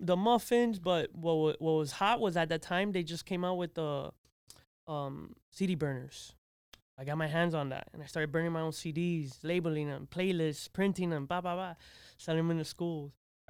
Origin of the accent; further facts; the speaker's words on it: Miami, Florida, United States; born there; Yes, I was born here in Miami, native. Actually, I'm Mount Sinai, Miami Beach.